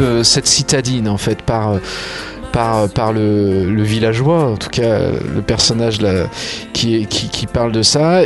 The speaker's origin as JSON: {"language": "French", "area": "Coteaux du Lyonnais, south-west of Lyon", "region": "Auvergne-Rhône-Alpes", "country": "France", "tie": "born or raised there", "said": "là où je vis, là où j'ai grandi."}